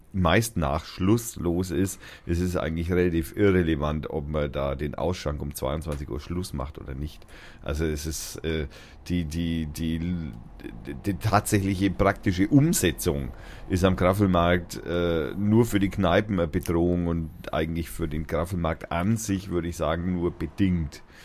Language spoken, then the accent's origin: German; Schnaittach area, Bavaria, Germany; moved away; das ist so eher die Gegend, wo ich herkomme, ursprünglich oder fast ursprünglich, wo ich also einen großen Teil meiner Jugend verbracht habe, in dem Eck da hinten